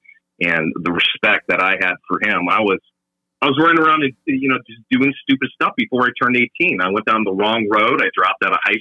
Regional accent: Minnesota, United States; moved away as an adult; I'm originally from Minnesota

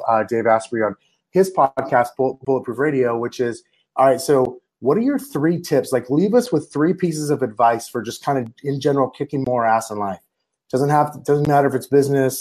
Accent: Yuma, Arizona, United States; I grew up in Yuma

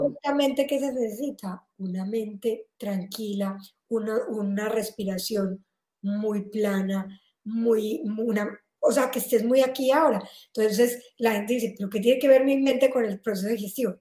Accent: Colombia; moved away as an adult; now in Spain; Yo soy colombiana y me vine a vivir a me, a, a España

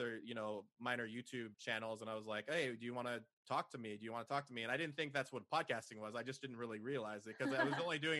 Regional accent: San Jose, California, United States; moved away as an adult; now in Austin, United States; I was originally from San Jose over in the Silicon Valley

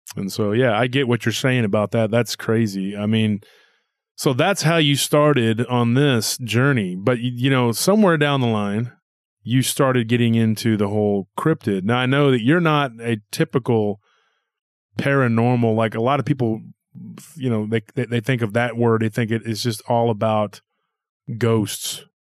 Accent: Texas, United States; being a Texan myself

